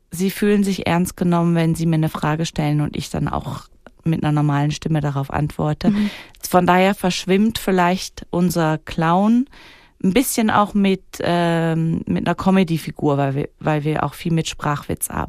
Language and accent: German; Wädenswil, Zurich, Switzerland; dann sage ich nicht, ich komme aus Klaunhausen, sondern dann sage ich, ich komme aus Wädenswil.